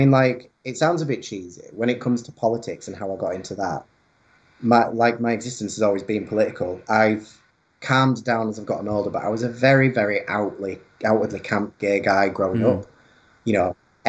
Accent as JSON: {"language": "English", "town": "Skipton", "region": "Yorkshire and the Humber", "country": "United Kingdom", "tie": "born or raised there", "also_born_or_lived": "Leeds", "said": "I was born in a place called Skipton, but I lived out in the countryside for a really long time, and then 14 years ago I moved to Leeds for uni"}